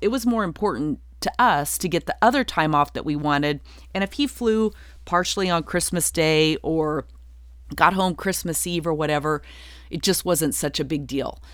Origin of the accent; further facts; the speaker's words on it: Durango, Colorado, United States; moved away as an adult; also born or lived in Nashville, Tennessee; I'm from a small town. I'm from Durango, Colorado